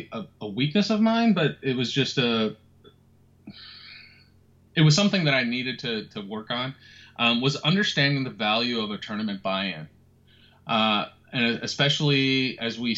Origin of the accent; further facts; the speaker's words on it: Minneapolis, Minnesota, United States; I'm Minneapolis born and raised